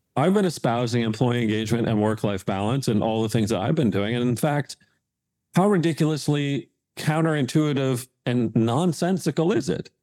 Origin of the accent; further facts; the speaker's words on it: Hamilton, Ontario, Canada; moved away; where I grew up in Hamilton, Ontario